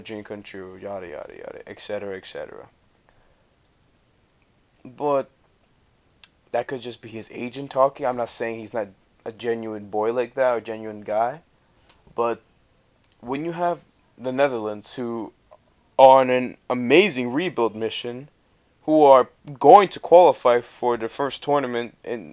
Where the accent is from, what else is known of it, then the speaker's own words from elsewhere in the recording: Costa Rica; now in New Jersey, United States; I'm from Costa Rica